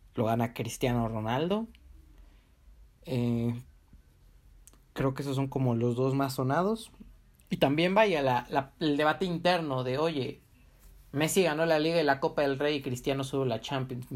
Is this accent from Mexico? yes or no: yes; Mexico; a mí como mexicano